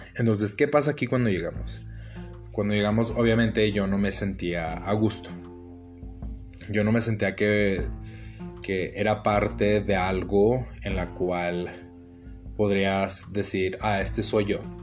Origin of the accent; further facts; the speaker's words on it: United States; first language English; Spanish is a second language; moved away as an adult; also born or lived in Zacatecas, Mexico; now in Mexico; toda mi vida fui criado en Estados Unidos